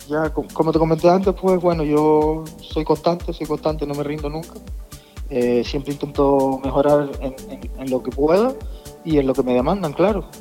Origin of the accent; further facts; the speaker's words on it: Tenerife, Canary Islands, Spain; yo soy nacido en Tenerife